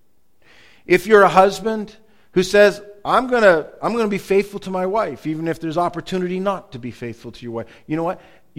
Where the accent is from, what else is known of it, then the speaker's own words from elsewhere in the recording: United States; accent: American English; also born or lived in Canada; as soon as I would speak, people would know that I was from America